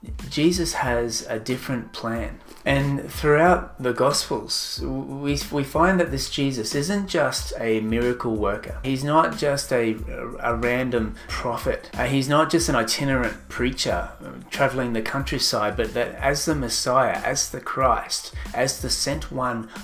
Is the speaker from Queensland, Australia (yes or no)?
yes; Sunshine Coast, Queensland, Australia; I'm from the Sunshine Coast, Australia